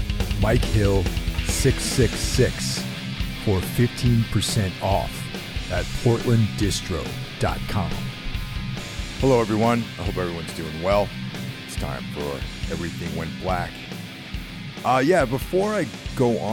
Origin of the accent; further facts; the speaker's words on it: New York, United States; moved away as an adult; now in New Jersey, United States; I grew up in New York and now I live in Jersey.